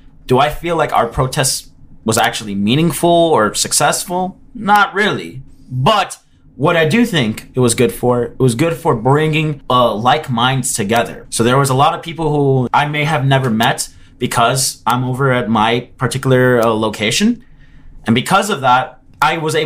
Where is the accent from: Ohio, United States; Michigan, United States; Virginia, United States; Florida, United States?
Florida, United States; Miami; I come from Miami